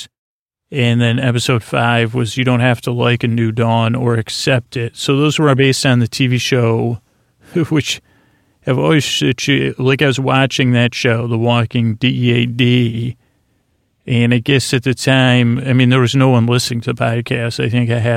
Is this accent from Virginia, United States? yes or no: no; Syracuse, New York, United States; I'm from Syracuse